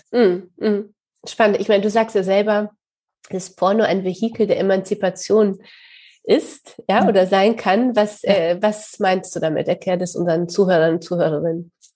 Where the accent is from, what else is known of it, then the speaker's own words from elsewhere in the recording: Poland; accent: Polish; now in Hamburg, Germany; ich komme selber aus Polen